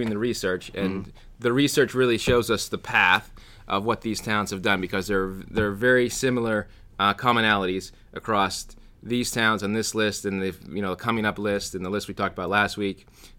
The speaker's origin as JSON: {"language": "English", "region": "Pennsylvania", "country": "United States", "said": "I'm from Catania, Pennsylvania"}